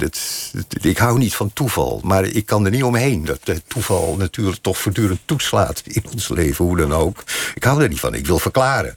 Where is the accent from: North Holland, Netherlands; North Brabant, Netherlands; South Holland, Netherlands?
North Holland, Netherlands; Hilversum; Ik ben in Hilversum geboren.